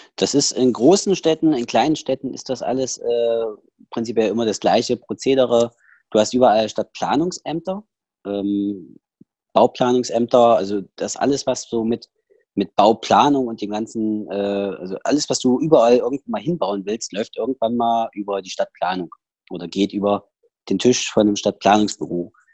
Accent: Saxony, Germany; accent: Saxon; also born or lived in Schneeberg / Bad Frankenhausen; now in Berlin, Germany; in diesen zweieinhalb Jahren ich meinen kompletten Dialekt, also dass ich dort meinen sächsischen Dialekt her habe und dass der nie wieder geht

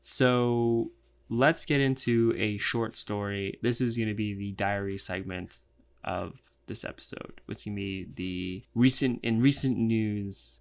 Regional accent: United States; I'm white. I'm American.

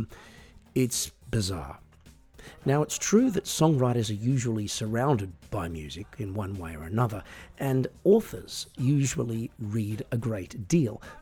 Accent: Australia; I'm an Australian singer-songwriter

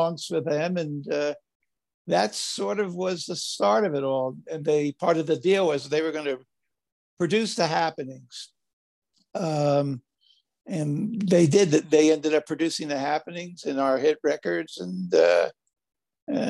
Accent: Paterson, New Jersey, United States; moved away as an adult; now in Southern California, United States; I grew up in Paterson, New Jersey

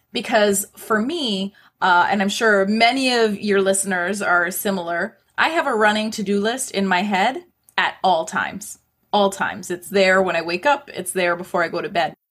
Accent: Toronto, Ontario, Canada; I was born and raised in Toronto.

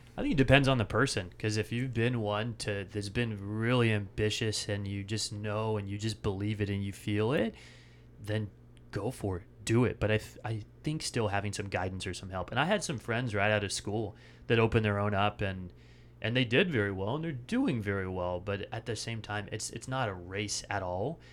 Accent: Bellingham, Washington, United States; moved away as an adult; also born or lived in San Francisco Bay Area; now in Austin, United States; I grew up right outside of Vancouver, British Columbia, Bellingham, Washington

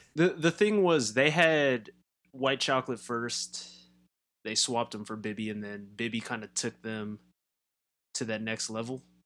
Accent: Southern California, United States; growing up in Southern California

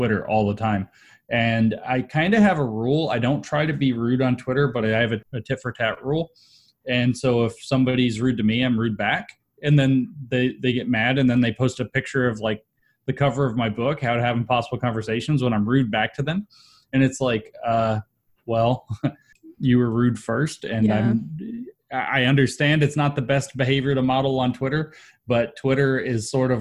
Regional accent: Southeast, United States; I grew up in the Southeast, which is renowned for being kind of the opposite of both of those things

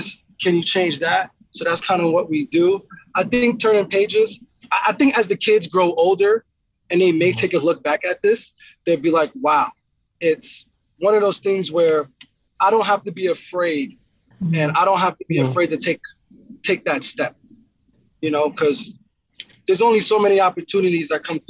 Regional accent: Yonkers, New York, United States; moved away as an adult; now in Idaho, United States; I grew up in Yonkers, New York

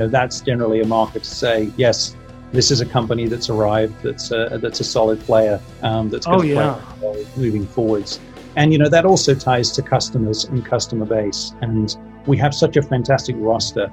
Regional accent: Kent, South East England, United Kingdom; also born or lived in Manchester, England; now in Silicon Valley, United States; grew up in the southeast, which is why I'm a southerner from England.

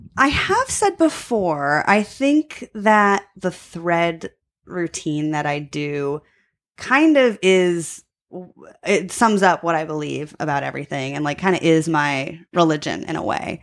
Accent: Long Island, New York, United States; now in Chicago, United States; I'm from Long Island

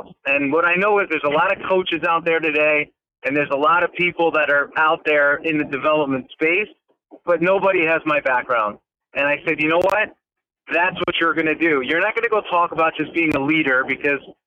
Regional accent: New York, United States; I'm from New York.

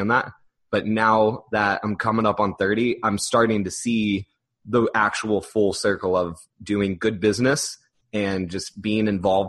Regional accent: Orlando, Florida, United States; And this is my hometown.

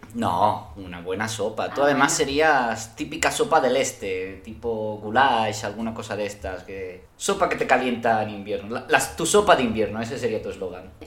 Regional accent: Spain; Yo como español

